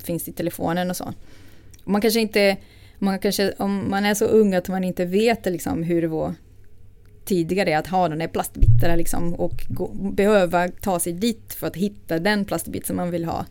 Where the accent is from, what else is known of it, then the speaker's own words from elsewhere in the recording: Rio de Janeiro, Brazil; Swedish is a second language; moved away as an adult; now in Sweden; jag är född i Brasilien, eh, från Rio. Eh, och jag är uppvuxen i en medelklassfamilj